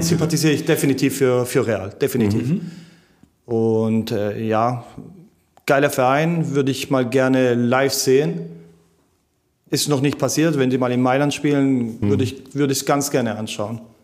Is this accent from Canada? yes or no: no; Germany; ich bin hier geboren in Bad und meine ganzen Freunde sind hier